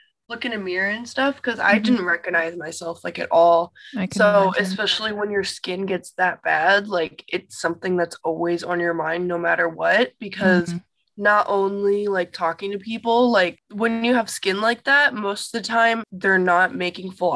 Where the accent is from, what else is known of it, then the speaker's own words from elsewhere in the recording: Chicago, Illinois, United States; moved away as an adult; now in California, United States; I'm from Chicago, Illinois. And I'm living in California right now